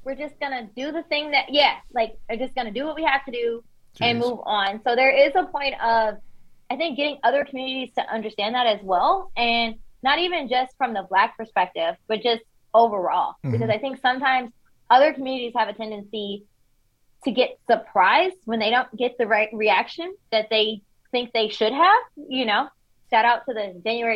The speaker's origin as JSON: {"language": "English", "town": "Detroit", "region": "Michigan", "country": "United States", "tie": "born or raised there", "also_born_or_lived": "Washington, D.C.", "moved": "as an adult", "lives_now": "Texas, United States", "said": "I grew up in Detroit"}